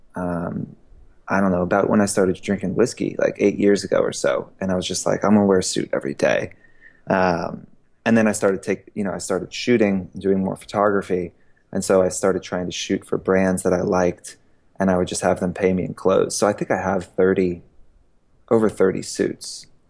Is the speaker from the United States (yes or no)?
yes; Georgia, United States; also born or lived in Queens, New York / Boston; I grew up in mostly in Georgia.